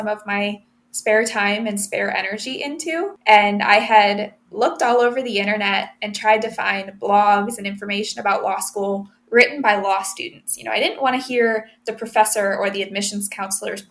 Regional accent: Findlay, Ohio, United States; also born or lived in Reading, Pennsylvania / Toledo, Ohio; we moved to Findlay, Ohio. And I grew up, obviously spent a lot of my life there as well.

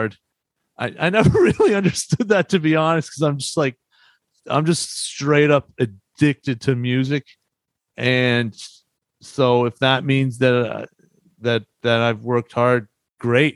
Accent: Boston area, Massachusetts, United States; moved away as an adult; also born or lived in Hartford, Connecticut / New York

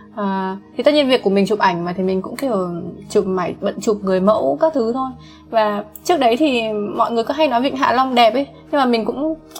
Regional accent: Vietnam; mình là người Việt Nam

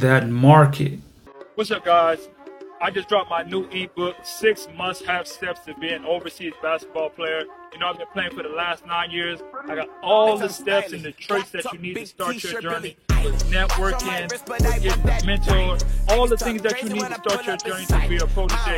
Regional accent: United States; I'm from America

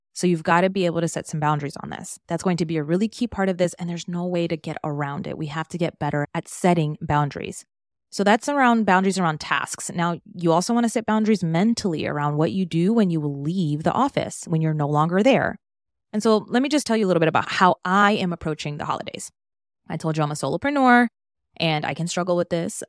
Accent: Maryland, United States; moved away as an adult; now in Miami, United States; I was born and raised in Maryland, moved to Miami, where I am now, back in twenty sixteen.

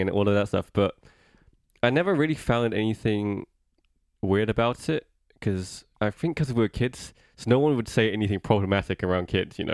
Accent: United Kingdom; Growing up, like there was no East Asian representation in British culture.

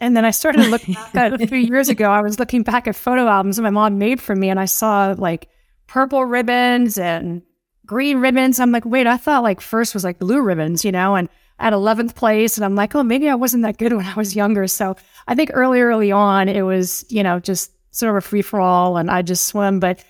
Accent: Beverly Hills, California, United States; I grew up in Beverly Hills.

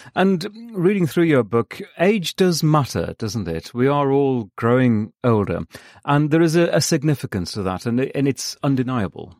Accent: United Kingdom; now in Los Angeles, United States; my home country, the U K

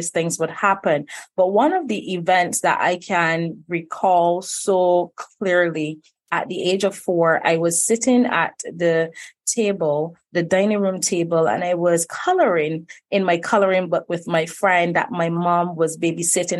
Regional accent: Barbados; young girl coming from Barbados, born and raised right here

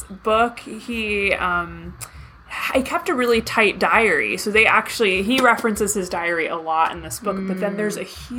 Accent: New Brunswick, New Jersey, United States; I'm from, like, central Jersey, where Rutgers campus is, New Brunswick area.

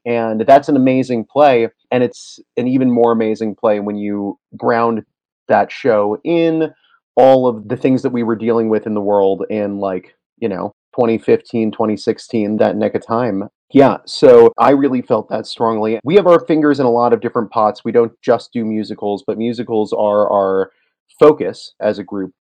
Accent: Maine, United States; now in Boulder, United States; I am in Boulder, Colorado at the moment, originally from Maine

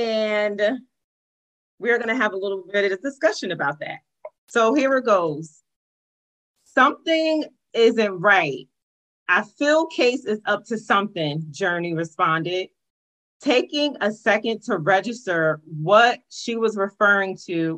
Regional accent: East Orange, New Jersey, United States; I was born in East Orange

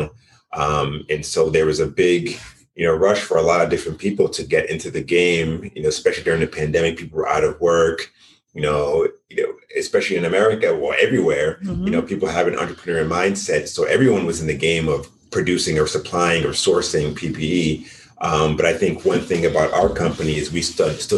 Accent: Boston, Massachusetts, United States; born and raised in Boston, Massachusetts.

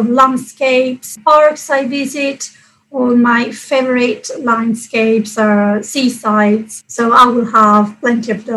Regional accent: Catania, Sicily, Italy; moved away; I come from Sicily, and yes, there it's usually very warm and sunny. And where I come from Catania, which is on the east coast.

